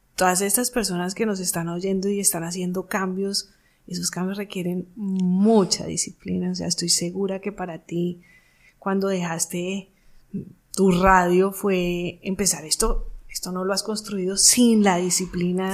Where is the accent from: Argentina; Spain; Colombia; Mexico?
Colombia; mi país, Colombia